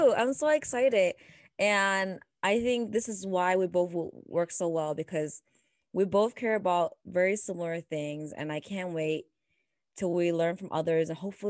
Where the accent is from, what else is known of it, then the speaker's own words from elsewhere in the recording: Canada; now in United States; As a Canadian and an Asian American woman